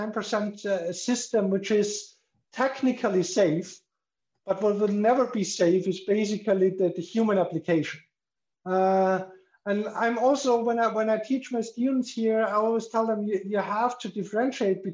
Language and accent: English; Austria; now in Liechtenstein; I'm from Austria